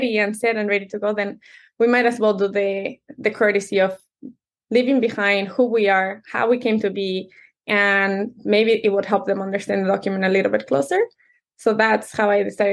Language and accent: English; Mexico City, Mexico; English is a second language; now in United States; I was born and raised in Mexico City, which is a whole different culture, very traditional. But when we moved here, I didn't speak the language